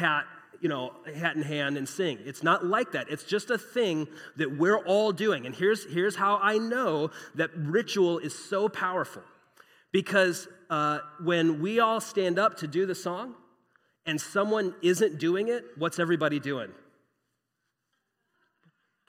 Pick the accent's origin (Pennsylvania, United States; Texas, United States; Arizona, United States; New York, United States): Arizona, United States; Phoenix; I grew up here in Phoenix, grew up as an American